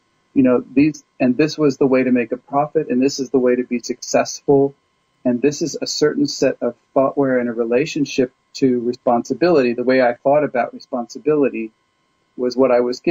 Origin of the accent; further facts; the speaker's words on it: California, United States; also born or lived in Kansas; I was born in Kansas. I grew up mostly in California